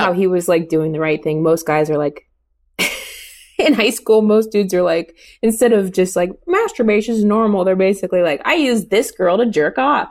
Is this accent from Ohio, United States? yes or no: yes; Oakwood, Ohio, United States; moved away; I'm from Dayton, Ohio